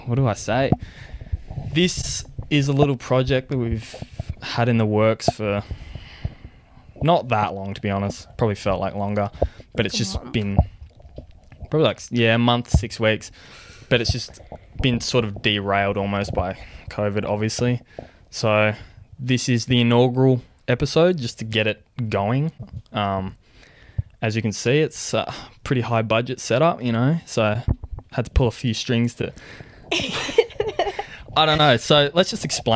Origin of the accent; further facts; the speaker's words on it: Canberra, Australian Capital Territory, Australia; also born or lived in Ethiopia; Born in Ethiopia, raised in Australia, hence the accent